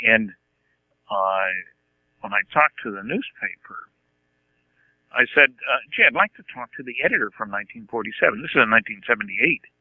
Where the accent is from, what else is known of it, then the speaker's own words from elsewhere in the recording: California, United States; You know, I'm a cheapskate from California.